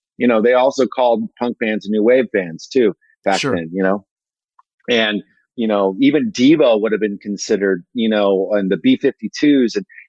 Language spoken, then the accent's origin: English; San Francisco Bay Area, California, United States; growing up in the San Francisco Bay Area